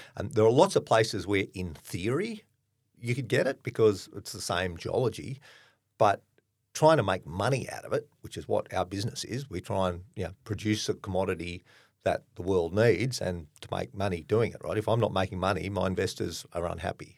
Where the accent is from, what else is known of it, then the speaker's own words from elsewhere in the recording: Australia; I'm clearly Australian